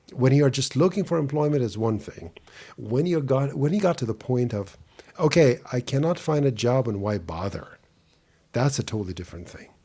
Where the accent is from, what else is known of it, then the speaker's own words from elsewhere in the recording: Saint Petersburg, Russia; English is a second language; now in Germany; I was born in Leningrad, which is now St. Petersburg, Russia, and back in 1969